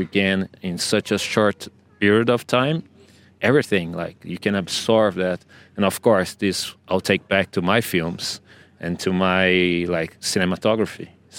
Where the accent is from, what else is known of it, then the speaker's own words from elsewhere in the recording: Brazil; I'm from Brazil, based in Brazil, but travel all over to film stories